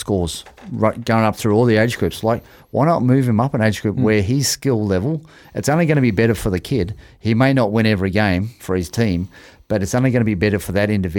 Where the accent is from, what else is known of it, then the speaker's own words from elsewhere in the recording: Sydney, New South Wales, Australia; moved away as an adult; now in Auckland, New Zealand; I was 55 kilos playing first 15 in Australia